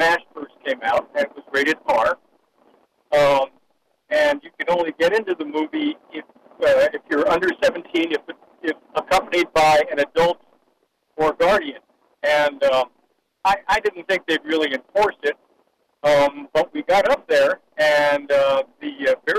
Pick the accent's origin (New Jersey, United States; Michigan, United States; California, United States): New Jersey, United States; now in Fayetteville, United States; the town where I graduated high school, which was in New Jersey